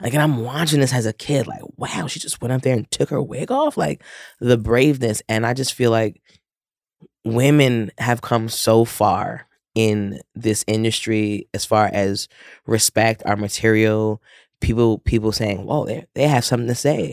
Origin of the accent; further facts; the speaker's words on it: New York City, New York, United States; I am born and raised in Queens.